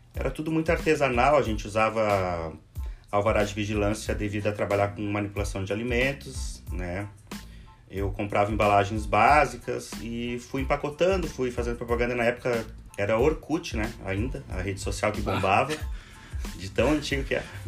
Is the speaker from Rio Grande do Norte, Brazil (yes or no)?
no; Rio Grande do Sul, Brazil; moved away as an adult; also born or lived in Porto Alegre; now in Florianópolis, Brazil; eu comecei aqui no Rio Grande do Sul, sou gaúcho, morei por 10 anos aqui em Porto Alegre